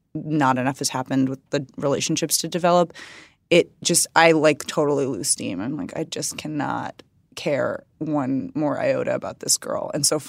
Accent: Waukesha, Wisconsin, United States; Like, I grew up in Waukesha and my parents have been married for, you know, however many millions of years

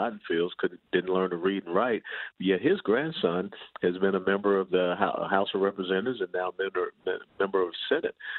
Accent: Atlanta, Georgia, United States; now in North Texas, United States; I grew up in Atlanta

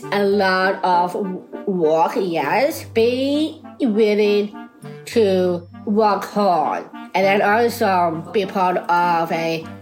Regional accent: Boston, Massachusetts, United States; I, uh, I am a 31. I born down syndrome, and I am from Boston.

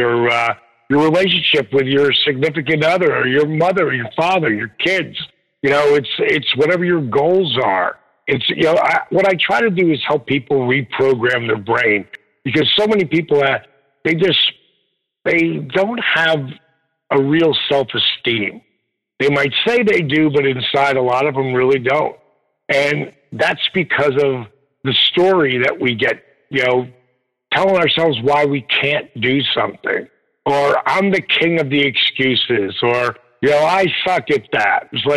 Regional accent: Jersey Shore, New Jersey, United States; I grew up on the Jersey Shore.

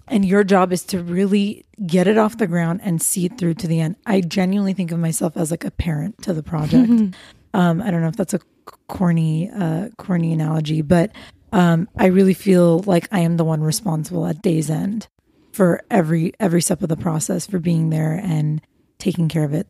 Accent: Los Angeles, California, United States; I was born and raised in LA. I'm Armenian American.

